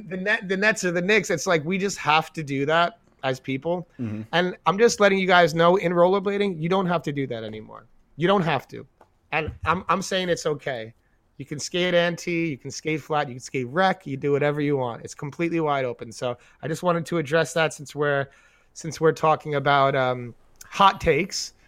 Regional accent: New York, United States; we're from New York

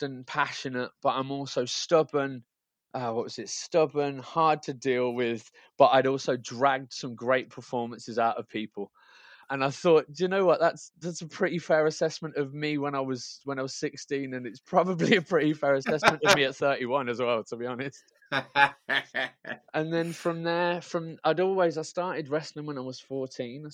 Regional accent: Birmingham, West Midlands, United Kingdom; moved away; I'm from Birmingham, but I'm living back in Birmingham now again

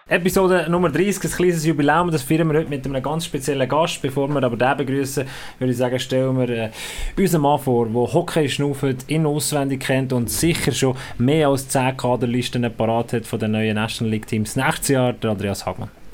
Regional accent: Bern, Switzerland; für mich war Graubünden wirklich so ein blinder Fleck gesehen als Berner

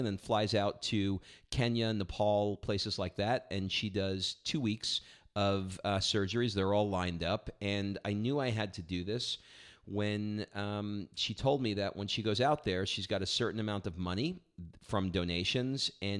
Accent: New York City, New York, United States; born or raised there; now in Atlanta, United States

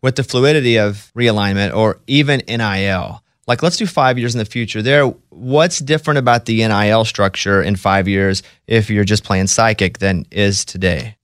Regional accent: Mountain Pine, Arkansas, United States; moved away; I'm from Mountain Pine, Arkansas, population seven hundred

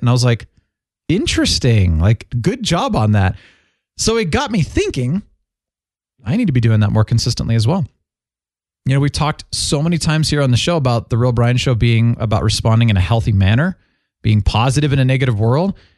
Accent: Phoenix, Arizona, United States; moved away; I grew up in Phoenix for about eleven years as a kid

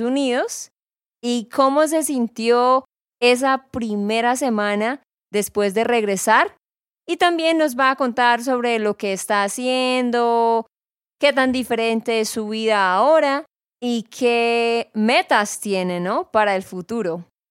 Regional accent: Santander, Colombia; de Santander, Colombia

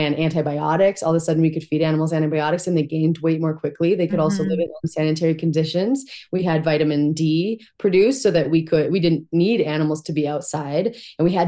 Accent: Montana, United States; I grew up in Montana. These are my people

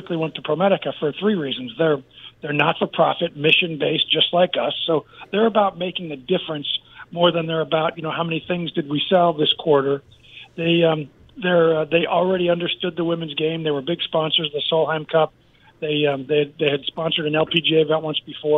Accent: United States; as an American

